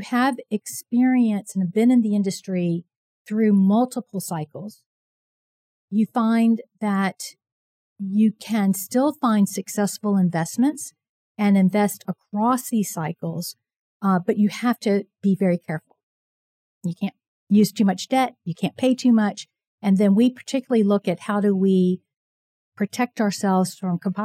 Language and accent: English; Virginia, United States; moved away as an adult; now in Houston, United States; I grew up in Virginia.